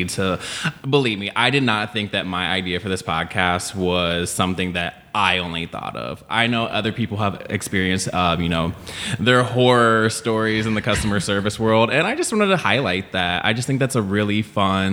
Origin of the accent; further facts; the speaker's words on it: outside of Chicago, Illinois, United States; moved away as an adult; also born or lived in Long Beach, California; now in Los Angeles, United States; I was born in Long Beach, and then my family moved to Illinois. So they moved outside of Chicago.